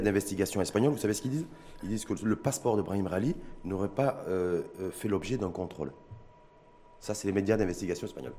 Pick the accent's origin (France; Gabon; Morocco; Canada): Morocco; chez nous, au Maroc